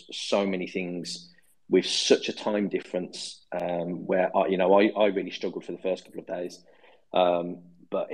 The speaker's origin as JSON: {"language": "English", "town": "Birmingham", "region": "West Midlands", "country": "United Kingdom", "accent": "Brummie", "said": "my Brummie accent"}